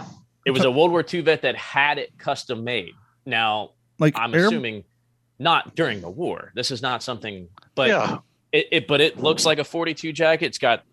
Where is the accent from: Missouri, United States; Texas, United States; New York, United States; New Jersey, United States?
New Jersey, United States; born there; about 30 miles from where I was born in New Jersey.